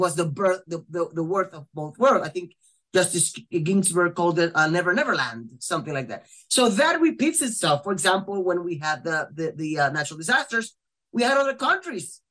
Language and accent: English; Puerto Rico